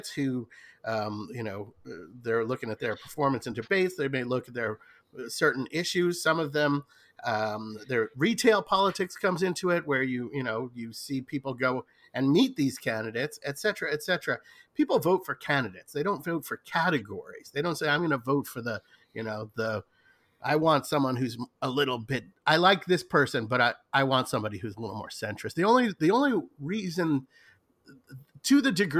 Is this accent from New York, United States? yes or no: yes; New York City, New York, United States; I don't live in New York City, I should say, but I'm from New York City. I've spent most of my life living there and I live very close